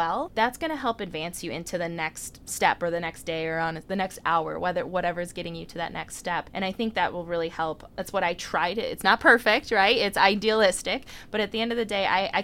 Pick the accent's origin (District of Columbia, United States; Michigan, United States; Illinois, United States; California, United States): Illinois, United States; Mundelein; also born or lived in Chicago; the girl from Mundelein, Illinois